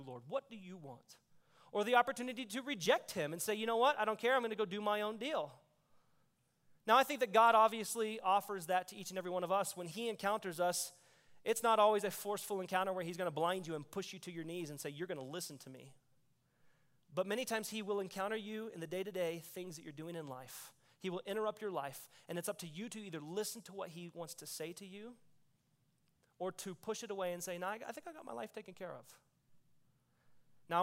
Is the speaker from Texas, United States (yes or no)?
yes; Texas, United States; I grew up in Texas